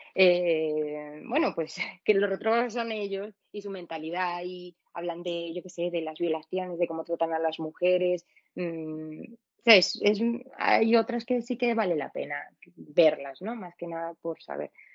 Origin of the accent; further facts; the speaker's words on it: Venezuela; now in Spain; yo soy latina, yo me crié en el país de las telenovelas